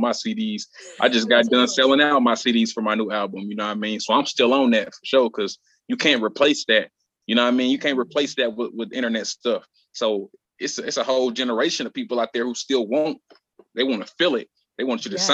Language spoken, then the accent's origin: English; Indianapolis, Indiana, United States; Born and raised in Indianapolis, Indiana